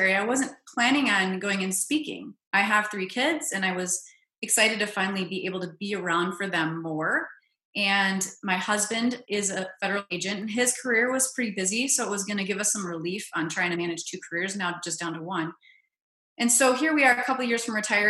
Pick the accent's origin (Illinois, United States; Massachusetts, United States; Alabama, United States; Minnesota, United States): Minnesota, United States; I grew up in Minnesota